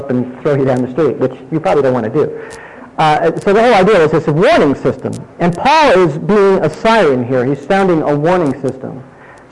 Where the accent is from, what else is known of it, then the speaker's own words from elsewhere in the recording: Indiana, United States; when I was young growing up in Indiana